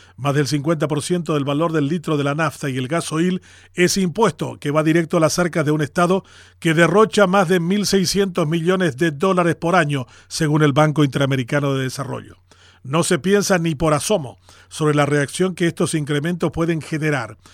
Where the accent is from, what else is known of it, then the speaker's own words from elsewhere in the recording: Paraguay; así nomás somos los paraguayos